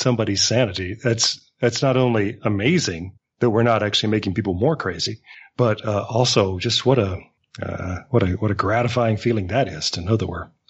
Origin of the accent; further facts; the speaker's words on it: the American South, United States; the three of us are from the American South